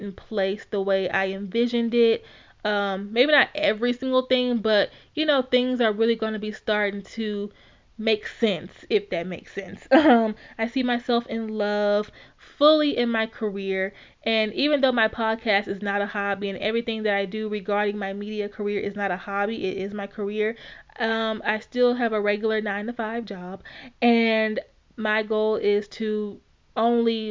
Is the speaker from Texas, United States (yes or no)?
no; Alexandria, Louisiana, United States; born and raised in Louisiana